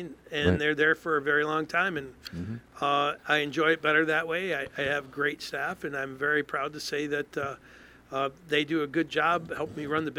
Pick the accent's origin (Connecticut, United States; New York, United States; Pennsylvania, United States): New York, United States; St. Johnsville; moved away as an adult; now in Watertown, United States; I'm from Hartford. A little town called St. Johnsville, down by Utica, about 30 miles east of Utica.